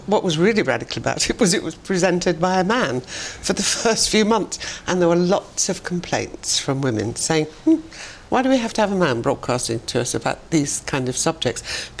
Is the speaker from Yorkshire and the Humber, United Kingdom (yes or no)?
yes; Barnsley, Yorkshire and the Humber, United Kingdom; In 1950. And so my mother always used to say